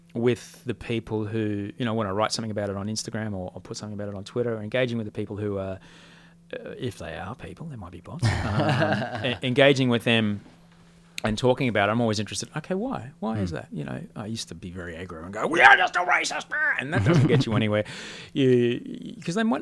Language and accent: English; Australia; also born or lived in Amsterdam; I'm from Australia